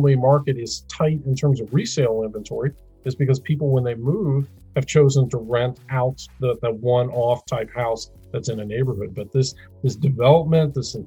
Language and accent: English; Midwest, United States; I'm a Midwesterner